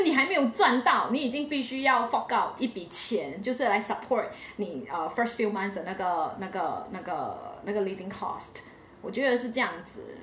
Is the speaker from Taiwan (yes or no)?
no; Malaysia; 我是来自马来西亚的